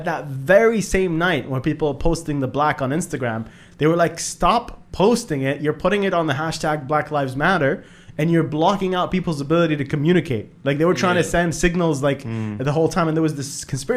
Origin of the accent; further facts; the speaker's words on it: Bahrain; I'm from Bahrain. I'm from the Middle East